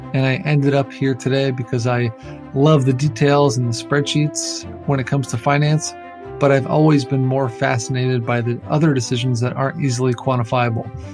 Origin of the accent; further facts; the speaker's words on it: East Coast, United States; moved away as an adult; now in California, United States; I'm from the East Coast originally, but have lived in California for the last decade